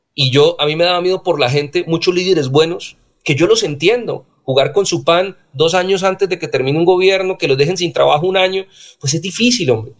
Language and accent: Spanish; Floridablanca, Santander, Colombia; moved away as an adult; now in Bogotá, Colombia; Yo soy florideño